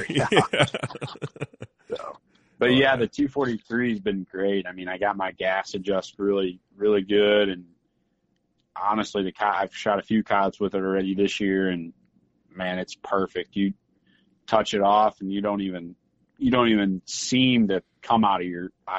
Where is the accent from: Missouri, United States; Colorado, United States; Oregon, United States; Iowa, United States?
Missouri, United States; I grew up hunting in Missouri, deer hunting with a 243.